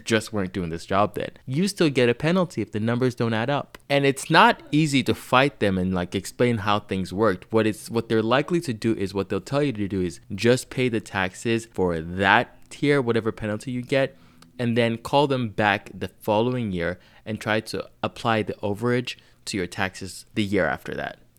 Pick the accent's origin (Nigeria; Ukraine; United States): Nigeria; I grew up in Nigeria